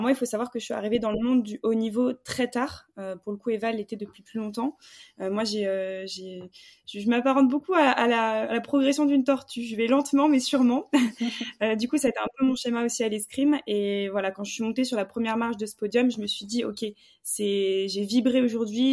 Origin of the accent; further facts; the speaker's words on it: Bordeaux, Nouvelle-Aquitaine, France; now in Paris, France; je viens du sud de la France